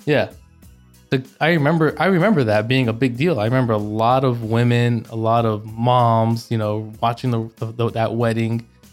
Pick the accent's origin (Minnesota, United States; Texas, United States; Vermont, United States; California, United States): California, United States; Orange County; born or raised there; moved away as an adult; also born or lived in Los Angeles, California; now in United Arab Emirates